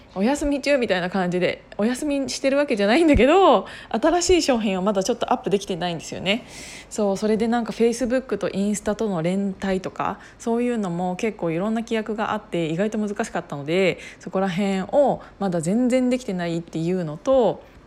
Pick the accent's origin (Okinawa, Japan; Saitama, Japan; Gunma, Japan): Gunma, Japan; Kiryu; 群馬県の桐生市出 身なんですけど私